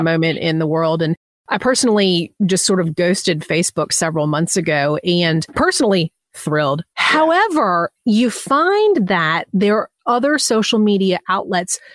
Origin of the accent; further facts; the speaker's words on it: Southeast, United States; I'm from the Southeast.